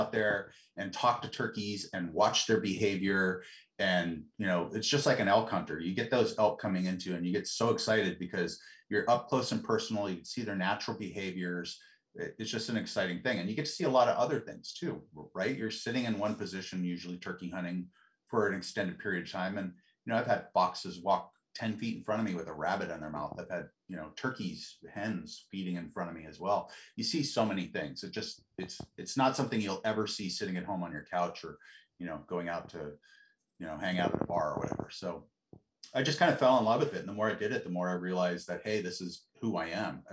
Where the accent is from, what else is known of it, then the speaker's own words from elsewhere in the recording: Bend, Oregon, United States; I grew up in Central Oregon, Bend, which is a totally different town now than it used to be then